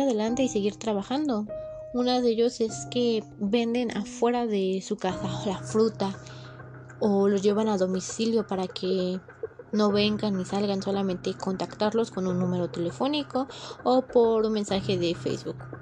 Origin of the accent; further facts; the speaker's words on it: Mexico; los mexicanos que somos